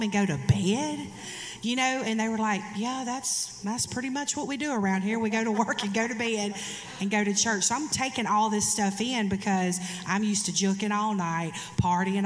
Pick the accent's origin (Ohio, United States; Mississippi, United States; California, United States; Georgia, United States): Mississippi, United States; Hattiesburg; my hometown of Hattiesburg, Mississippi